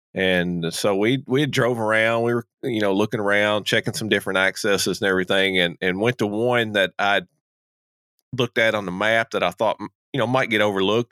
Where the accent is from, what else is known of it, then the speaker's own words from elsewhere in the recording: Kentucky, United States; moved away; I'm originally from Kentucky